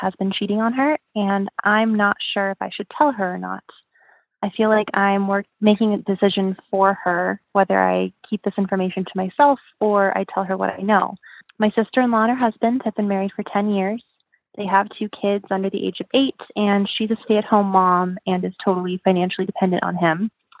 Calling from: Rocky Mountains, United States; I am calling from the Rocky Mountains.

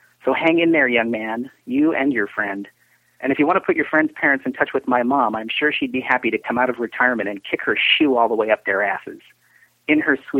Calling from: Portland, Oregon, United States; I'm calling from Portland, Oregon

